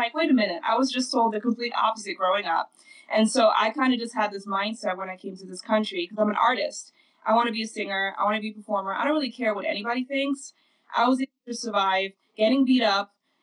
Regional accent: Netherlands; moved away; growing up in Holland, going to school

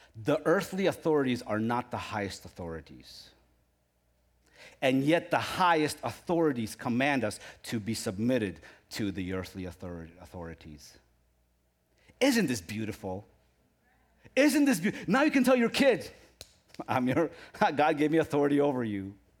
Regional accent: Ukraine; moved away; I come from Ukraine

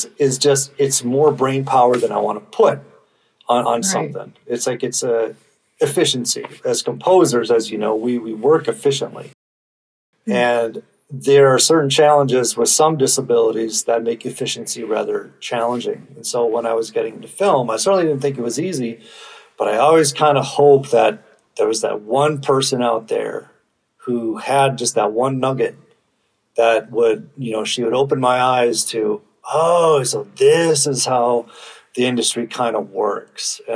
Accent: Minnesota, United States; I'm from Minnesota.

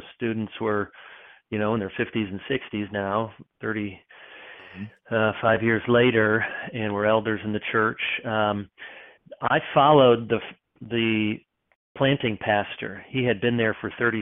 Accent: Grand Rapids, Michigan, United States; moved away as an adult; also born or lived in Chicago, Illinois / East Lansing, Michigan; now in Charlotte, United States; I was born in Chicago. Most all my sports teams are Chicago, but I grew up mostly in Grand Rapids, Michigan area

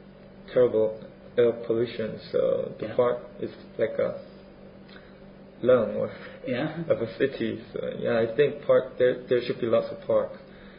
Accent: Seoul, South Korea; English is a second language; now in Bournemouth, United Kingdom; I'm from Seoul, capital of South Korea.

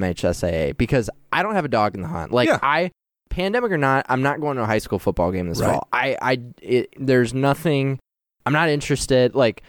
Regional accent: Gaylord, Michigan, United States; moved away as an adult; also born or lived in Houston, Texas; now in Grand Rapids, United States; So I was born in Houston. My parents were living there at the time, and when I was one, my dad bought a small business up in Gaylord.

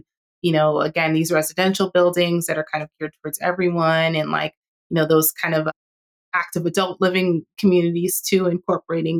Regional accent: New York City, New York, United States; I grew up in New York and I grew up in Queens

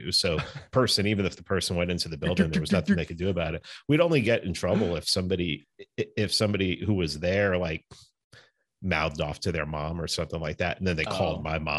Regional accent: New York City, New York, United States; I grew up in the Bronx.

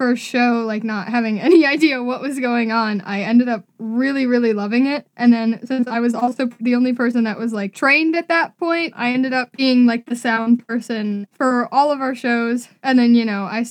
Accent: Cleveland, Ohio, United States; I'm from Cleveland, Ohio, born and raised there

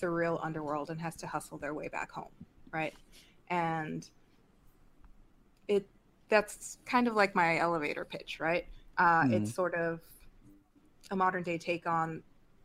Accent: Mexico; I grew up in Mexico. I am from Mexico.

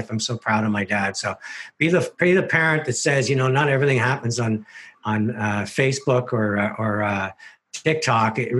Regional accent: Canada; which is the magic of being Canadian and everything we stand for

